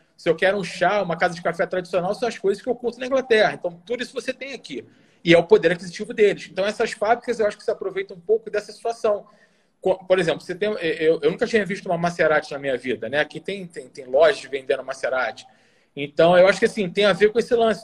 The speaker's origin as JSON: {"language": "Portuguese", "town": "Bento Gonçalves", "region": "Rio Grande do Sul", "country": "Brazil", "also_born_or_lived": "Brasília / Rio de Janeiro", "moved": "yes", "lives_now": "Doha, Qatar", "said": "Eu sou do interior, né? Do Rio Grande do Sul. Eu sou gaúcho. Então lá de onde eu venho, lá de Bento Gonçalves"}